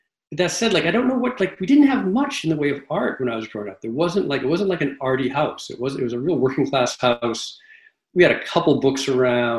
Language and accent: English; Massachusetts, United States; now in Red Hook, United States; I grew up in Massachusetts